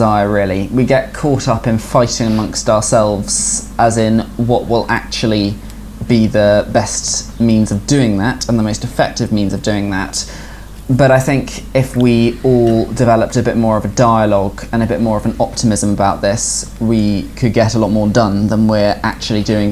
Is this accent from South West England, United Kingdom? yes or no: yes; Bristol, South West England, United Kingdom; also born or lived in Colchester, Essex; I grew up in Bristol